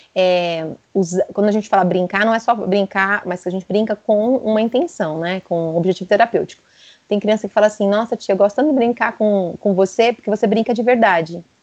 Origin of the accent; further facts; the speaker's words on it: São Paulo, Brazil; eu sou de São Paulo